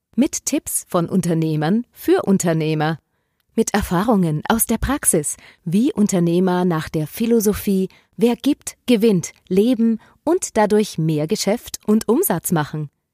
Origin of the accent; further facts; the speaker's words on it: Wiener Neustadt, Lower Austria, Austria; moved away as an adult; now in Stubai Valley, Austria; Ich stamme aus Wiener Neustadt, also ganz aus deiner Nähe, ja? aus dem schönen Niederösterreich, Grenze Burgenland